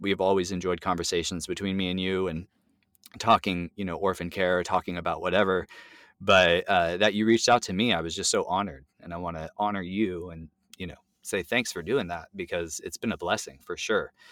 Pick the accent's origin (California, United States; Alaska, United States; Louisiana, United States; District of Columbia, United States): California, United States; now in Tacoma, United States; I'm Californian